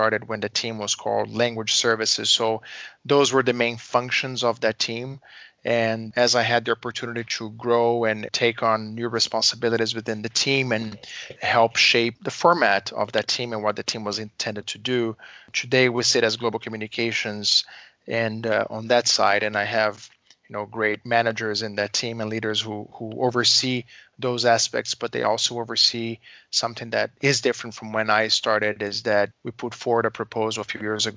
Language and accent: English; Brazil; moved away as an adult; now in Chicago, United States; I was born and raised in Brazil, and I've been now living in Chicago in the U.S. for almost 16 years.